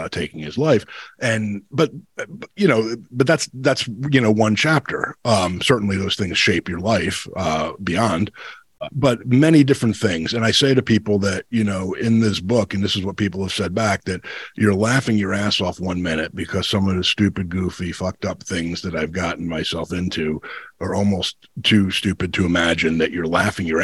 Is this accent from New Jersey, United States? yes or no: yes; New Jersey, United States; my life as a kid growing up in New Jersey